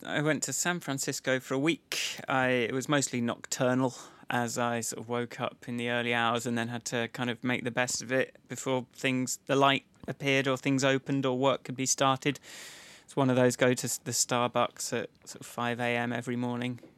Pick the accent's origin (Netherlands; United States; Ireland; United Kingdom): United Kingdom; I'm British